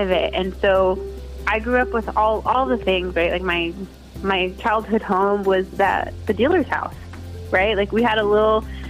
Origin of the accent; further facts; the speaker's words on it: San Jose, California, United States; I was born and raised in San Jose